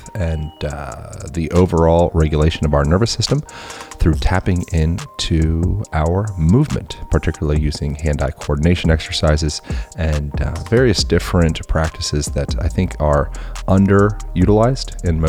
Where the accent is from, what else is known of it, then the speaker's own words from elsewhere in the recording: Pennsylvania, United States; Originally Pennsylvania.